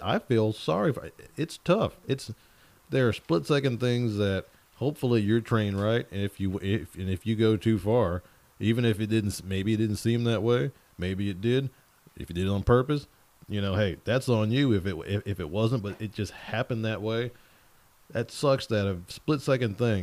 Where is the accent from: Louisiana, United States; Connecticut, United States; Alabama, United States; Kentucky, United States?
Louisiana, United States; Cajun; I'm Cajun. Both of my parents, who are still married, by the way, 38 years this year, from Louisiana